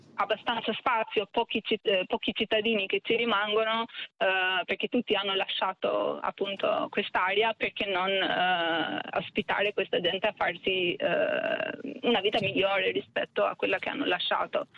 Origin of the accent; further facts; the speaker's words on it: Albania; now in Italy; Essendo io personalmente immigrata in Italia, è più facile ora rispetto a vent'anni dire che sono albanese